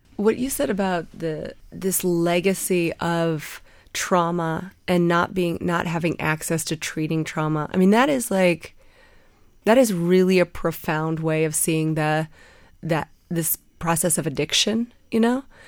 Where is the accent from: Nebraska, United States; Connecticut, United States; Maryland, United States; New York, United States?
Nebraska, United States; Sidney; I was born in Sydney, Nebraska, which is way western Nebraska